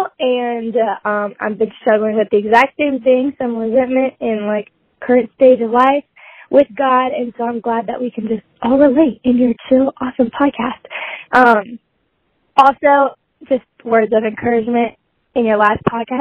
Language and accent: English; Auburn and Birmingham, Alabama, United States; moved away as an adult; I was from Auburn and Birmingham